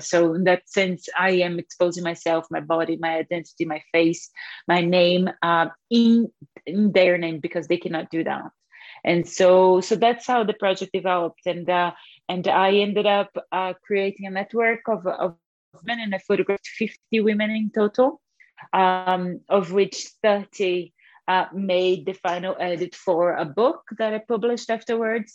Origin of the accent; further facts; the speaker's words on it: Alagoas, Brazil; moved away as an adult; now in Scotland, United Kingdom; I am from Brazil, from um, from the northeastern state of Alagoas in Brazil